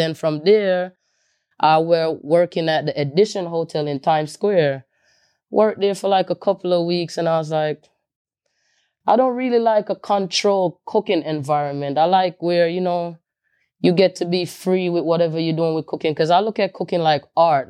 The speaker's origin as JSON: {"language": "English", "country": "Jamaica", "tie": "born or raised there", "moved": "yes", "lives_now": "New York, United States", "said": "me growing up in Jamaica"}